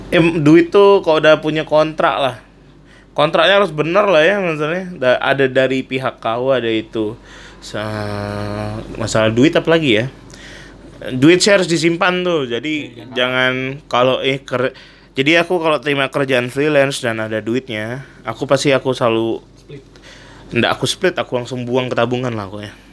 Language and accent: Indonesian; Pontianak, West Kalimantan, Indonesia; moved away as an adult; also born or lived in Bandung; now in Jakarta, Indonesia; Aku kan besarnya di Pontianak